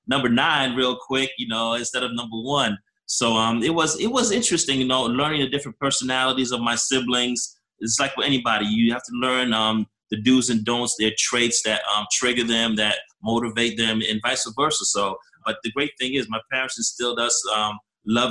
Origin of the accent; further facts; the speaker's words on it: New Jersey, United States; I was raised in Jersey